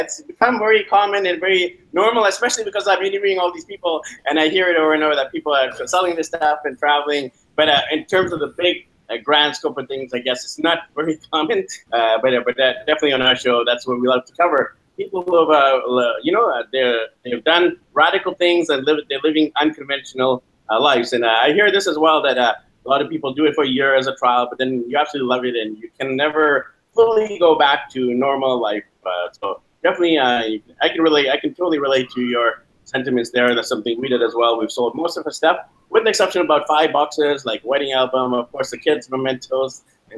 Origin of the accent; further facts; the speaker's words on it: Canada; we're from Canada